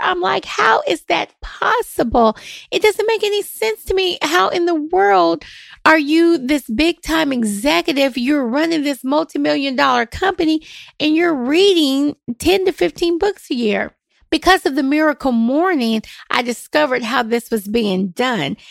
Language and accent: English; Nashville, Tennessee, United States; I am born and raised in Nashville